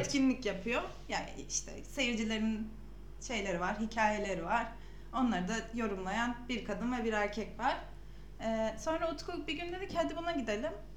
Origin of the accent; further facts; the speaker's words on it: Samsun, Turkey; now in Ankara, Turkey; Samsunluyum. Ankara'da yaşıyorum.